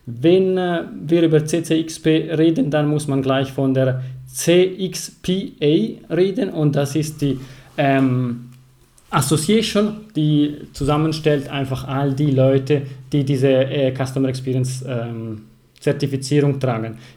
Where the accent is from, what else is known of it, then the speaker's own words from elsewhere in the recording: Ticino, Switzerland; German is a second language; ich komme aus Kanton Tessin. Das hört ihr gleich von meiner Stimme, von meiner Sprache